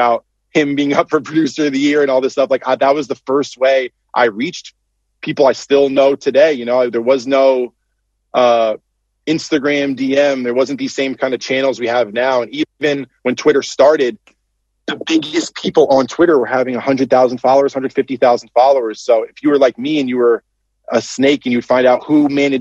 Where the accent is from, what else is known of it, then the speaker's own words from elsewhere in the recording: Connecticut, United States; grew up in Connecticut